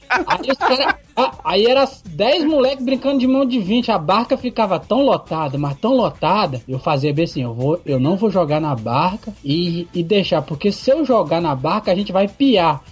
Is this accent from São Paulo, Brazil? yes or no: no; Vitória, Espírito Santo, Brazil; sou do Espírito Santo, Vitória